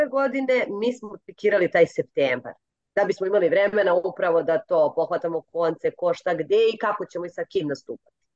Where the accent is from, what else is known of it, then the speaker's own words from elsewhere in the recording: Gornji Milanovac, Šumadija and Western Serbia, Serbia; ja sam iz Gornjeg Milanovca